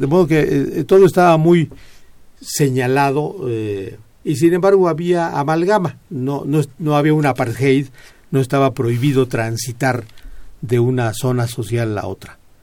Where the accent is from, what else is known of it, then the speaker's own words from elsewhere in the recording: Pachuca, Hidalgo, Mexico; also born or lived in Mineral del Monte; yo crecí en Pachuca, yo nací